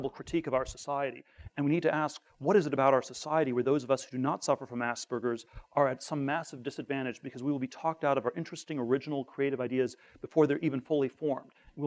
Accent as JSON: {"language": "English", "region": "Northern California", "country": "United States", "tie": "born or raised there", "said": "I grew up in Northern California"}